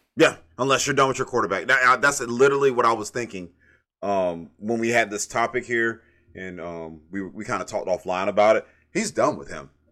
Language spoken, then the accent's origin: English; Brunswick, Georgia, United States; I'm from Brunswick, Georgia